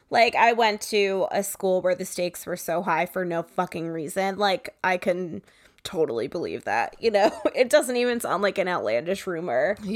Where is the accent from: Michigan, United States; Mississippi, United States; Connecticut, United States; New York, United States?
Connecticut, United States; I grew up in Connecticut disgusting.